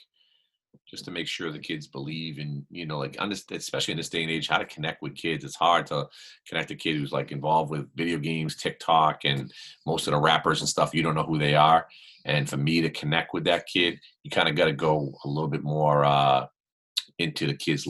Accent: Boston, Massachusetts, United States; I grew up in Boston

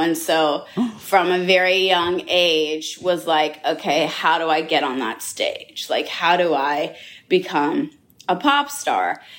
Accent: Los Angeles, California, United States; I grew up in Los Angeles, California

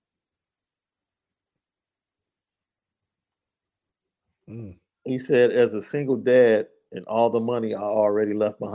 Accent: Chicago, Illinois, United States; I'm from Chicago, so I'm all about Chicago

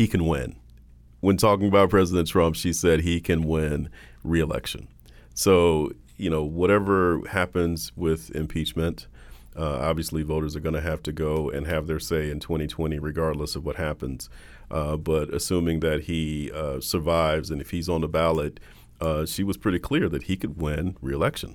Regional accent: South Carolina, United States; moved away; I'm from South Carolina originally.

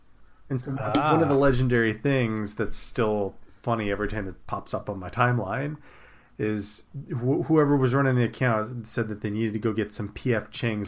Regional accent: California, United States; as a Californian

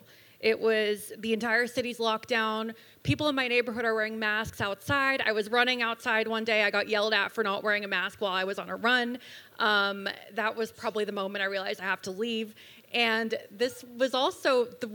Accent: Los Angeles, California, United States; moved away as an adult; also born or lived in Georgia (country) / Russia / Washington D.C.; now in Florida, United States; I'm from Los Angeles. I grew up in California

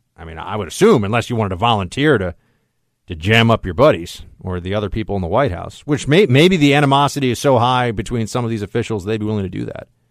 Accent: New York City, New York, United States; here in my hometown and my city

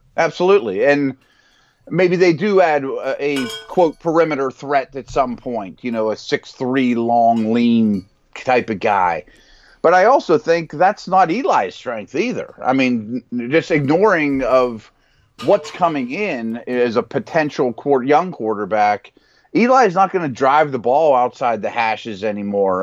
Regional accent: Pittsburgh, Pennsylvania, United States; here in Pittsburgh, my hometown.

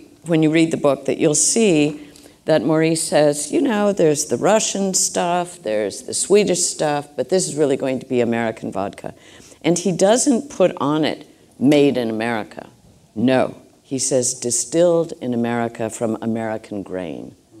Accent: Ireland; If the Irish can do something, and of course I'm Irish, so, you know, but we're still good friends

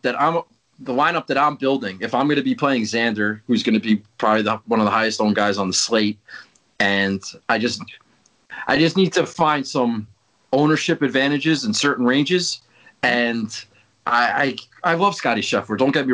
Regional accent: New Jersey, United States; I know I'm from Jersey, and everybody thinks I'm friends with Tony Soprano

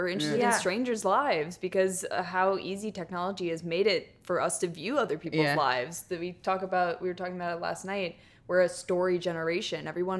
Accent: New York, United States; I'm from New York originally. So I'd be coming home, just visit family and for breaks and stuff.

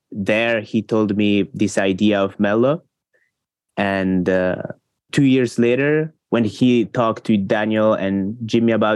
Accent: Switzerland; I'm from Switzerland.

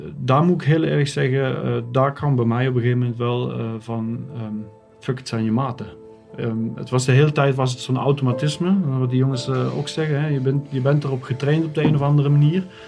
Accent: Netherlands; moved away as an adult; now in Germany; ben geboren in Nederland. Ik woon, eh, woon nu sinds uh, tien jaar in Duitsland

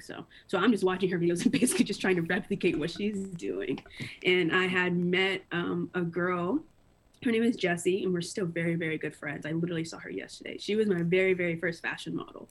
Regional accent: Greensboro, North Carolina, United States; born and raised in Greensboro. Lived here my entire life, pretty much.

